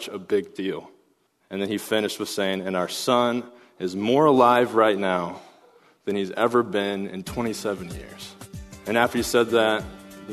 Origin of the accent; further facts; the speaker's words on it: Pella, Iowa, United States; my hometown of Pella, Iowa